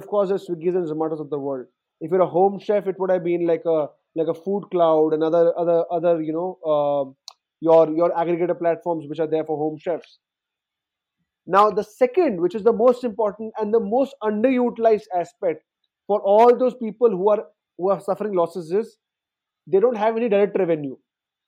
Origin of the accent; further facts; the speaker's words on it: Delhi, India; I come from Delhi and I'm sitting in Greater Kailash.